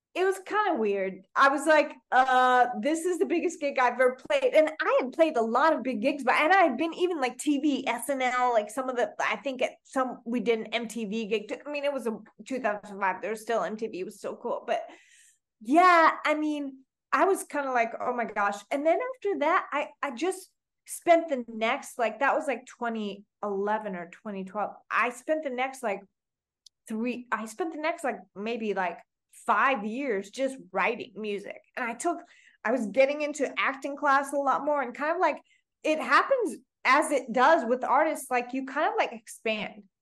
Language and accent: English; Oklahoma, United States; also born or lived in Canada / New York; now in Toronto, Canada; I grew up in Oklahoma. I was born in Canada, where I'm speaking to you from now